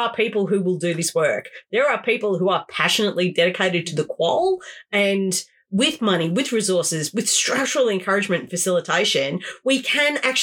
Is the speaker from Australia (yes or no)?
yes; Australia; being Australian